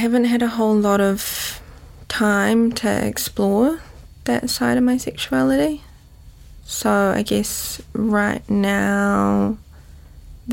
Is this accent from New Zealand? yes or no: yes; Auckland, New Zealand; also born or lived in London, United Kingdom; I grew up in Western Springs.